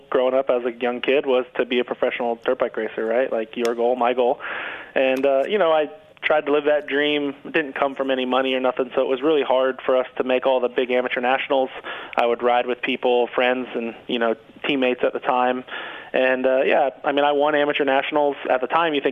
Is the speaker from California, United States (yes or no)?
no; Florida, United States; we were close friends growing up in Florida.